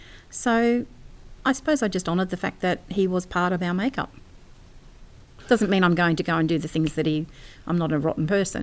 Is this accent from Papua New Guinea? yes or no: yes; Papua New Guinea; I grew up in New Guinea, and we used to go up past the trail to the beginning of Kokoda.